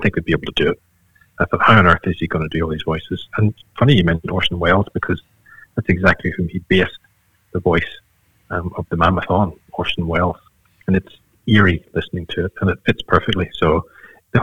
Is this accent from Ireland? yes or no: yes; Ireland; being Irish